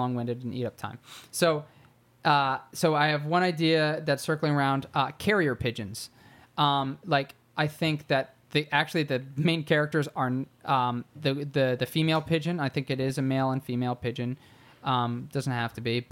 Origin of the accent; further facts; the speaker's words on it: Philadelphia, Pennsylvania, United States; I am from Philly, and I love Philly.